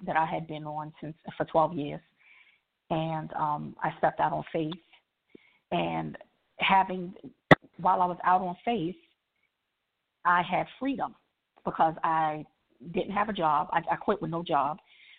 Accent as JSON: {"language": "English", "region": "New York", "country": "United States", "moved": "yes", "lives_now": "Maryland, United States", "said": "I'm from New York, but I'm based in Maryland. I live in Maryland"}